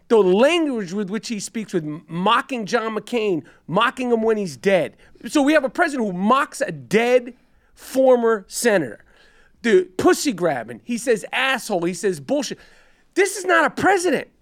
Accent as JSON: {"language": "English", "region": "New York", "country": "United States", "also_born_or_lived": "Los Angeles", "said": "I'm a New Yorker"}